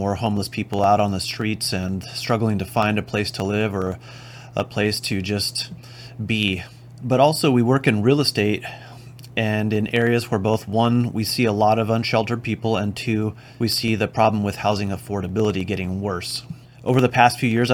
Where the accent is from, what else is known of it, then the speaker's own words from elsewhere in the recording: Oxnard, California, United States; I grew up in Oxnard, California, and that's where my office is